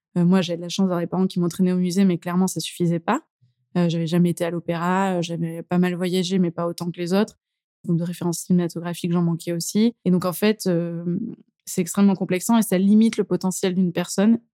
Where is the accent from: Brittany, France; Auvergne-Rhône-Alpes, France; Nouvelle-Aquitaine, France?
Auvergne-Rhône-Alpes, France; Drôme, near Valence; now in Lyon, France; Alors je suis de la Drôme exactement, plutôt près de Valence, mais je me suis effectivement rapprochée du coup de, là où j'ai grandi.